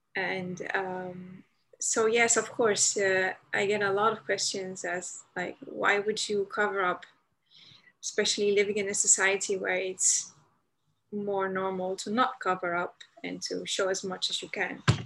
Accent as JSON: {"language": "English", "town": "Amsterdam", "region": "North Holland", "country": "Netherlands", "tie": "born or raised there", "said": "I'm Dutch, born and raised in the Netherlands, in Amsterdam"}